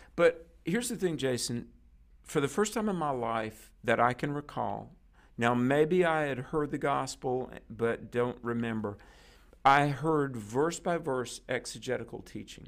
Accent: North Carolina, United States; my home state is North Carolina

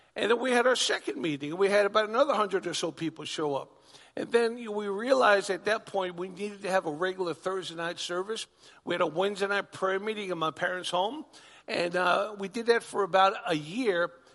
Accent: Long Island, New York, United States; moved away as an adult; also born or lived in Oklahoma; I'm a New Yorker. Born and bred in Long Island, New York

